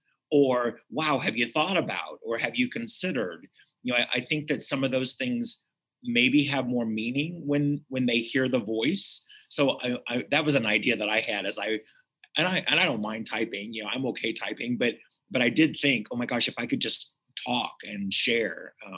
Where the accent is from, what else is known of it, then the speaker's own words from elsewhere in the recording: Reno County, Kansas, United States; I grew up in Reno County. So the state fair was 10 minutes away, and you know, it was the same place as my county fair.